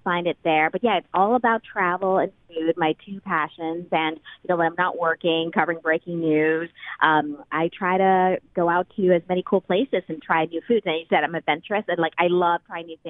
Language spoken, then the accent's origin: English; Thailand; now in Seattle, United States; I'm from Thailand originally. My whole family still lives there.